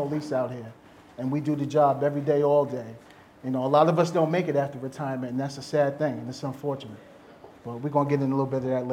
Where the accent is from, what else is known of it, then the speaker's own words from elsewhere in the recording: Long Island, New York, United States; I'm from New York, I'm from Long Island, New York, born and raised